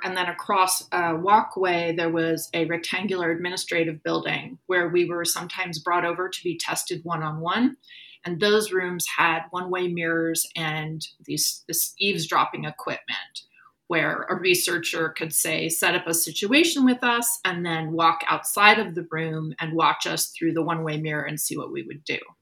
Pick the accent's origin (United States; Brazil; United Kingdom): United States; Oakland, California; moved away as an adult; also born or lived in Berkeley; now in Naples, United States; I was born on April 10th, 1968, in an Oakland hospital